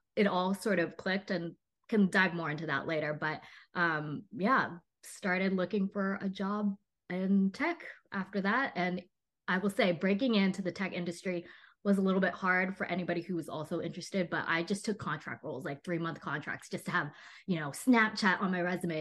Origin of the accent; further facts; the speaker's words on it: Texas, United States; now in Los Angeles, United States; I grew up in Texas